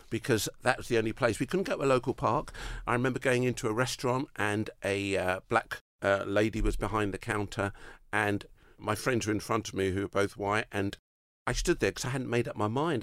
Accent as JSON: {"language": "English", "country": "United Kingdom", "said": "I'm, I'm, I'm British"}